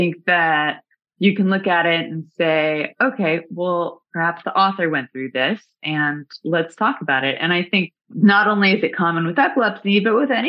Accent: Dallas, Texas, United States; Dallas, Texas.

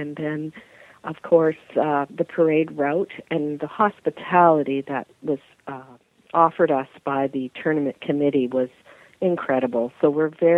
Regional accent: Eastern Canada, an hour from Detroit, Ontario, Canada; We're from, we're an hour from Detroit, Michigan

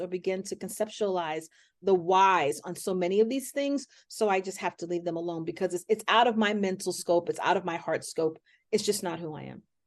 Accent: New York City, New York, United States; I grew up here in Hell's Kitchen.

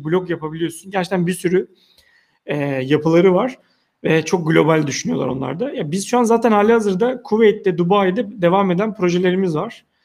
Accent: Turkey; E, ve ilginç bir şekilde biz Türkler olarak özellikle mesela bankacılıkta dijitalde inanılmaz iyi olduğumuzu anlatamıyoruz.

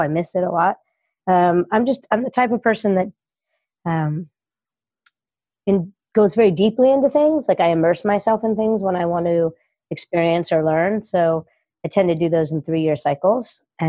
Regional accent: Los Angeles, California, United States; also born or lived in New York; born in Northern California, I was raised in Los Angeles and started coaching in Los Angeles and lived here for many years.

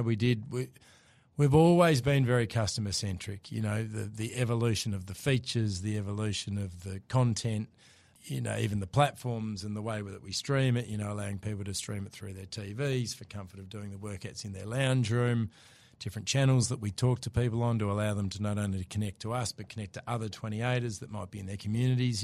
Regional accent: Hobart, Tasmania, Australia; accent: Aussie; moved away as an adult; also born or lived in Melbourne; I'm from Tasmania originally, grew up in Hobart, moved across to Melbourne when I was twenty

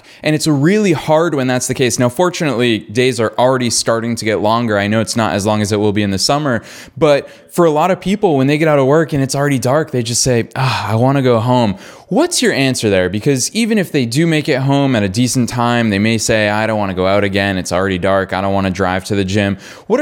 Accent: Boston, Massachusetts, United States; moved away; I did grow up in Boston with cold weather.

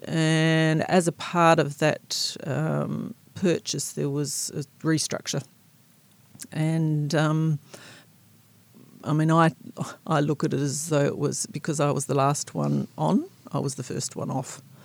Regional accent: South Australia, Australia; moved away as an adult; also born or lived in Seattle, United States; now in Blenheim, New Zealand; I grew up in South Australia um, on a farm, quite close to Coonawarra wine growing region.

